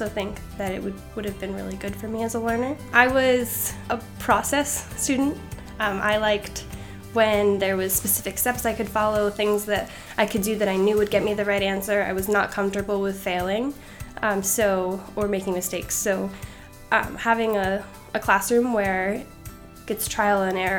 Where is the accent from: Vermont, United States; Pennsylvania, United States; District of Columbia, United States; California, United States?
Vermont, United States; Castleton; my hometown is Castleton, Vermont